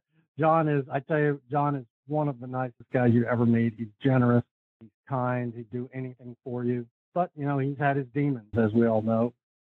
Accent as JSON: {"language": "English", "town": "Fort Worth", "region": "Texas", "country": "United States", "tie": "born or raised there", "also_born_or_lived": "Houston, Texas", "said": "I was born in Houston, but I've lived in Fort Worth since I was 10. So I'm a Fort Worth guy. I grew up at Colonial Country Club."}